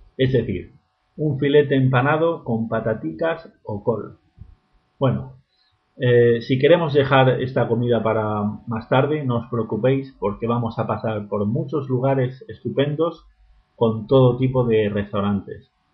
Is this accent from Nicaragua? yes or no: no; Murcia, Region of Murcia, Spain; also born or lived in Berlin; Murcia, que es la ciudad de donde, de donde soy